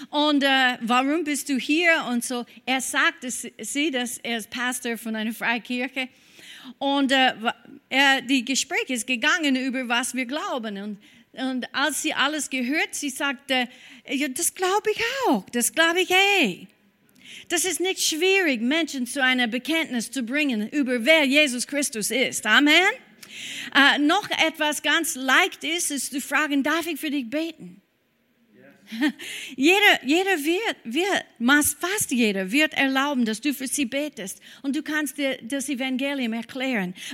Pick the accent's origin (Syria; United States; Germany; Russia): United States; German is a second language; now in Austria; Äh, ja, wir sind Amerikaner in diesem Bereich. Wir feiern Thanksgiving.